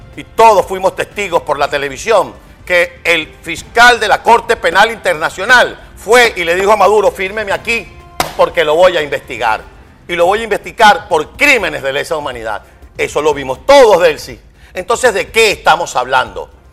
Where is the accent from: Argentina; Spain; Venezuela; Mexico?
Venezuela; como venezolano